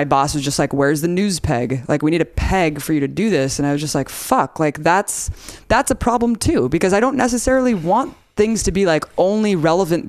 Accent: United States; I'm an American citizen

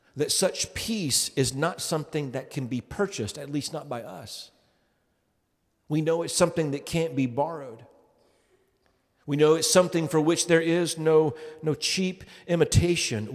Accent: Tennessee, United States; growing up in Tennessee

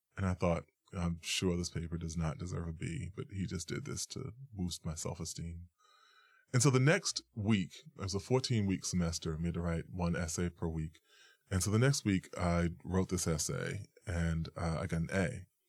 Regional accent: New York, United States; I was born and raised in New York

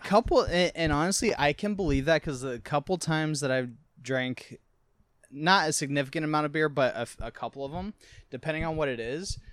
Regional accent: Arizona, United States; me being from Arizona, like there's really no accents out there

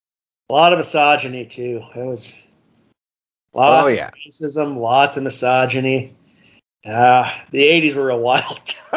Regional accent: Minnesota, United States; Yeah, I know I'm from Minnesota.

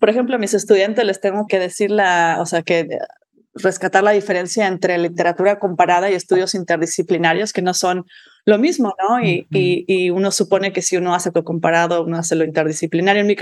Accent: Mexico; moved away as an adult; also born or lived in Michigan, United States / Georgia, United States / Stanford, United States; yo me crié en México de madre lingüista y padre antropólogo

